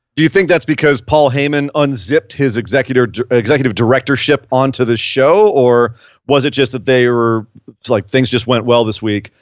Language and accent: English; California, United States; I've been born and raised in California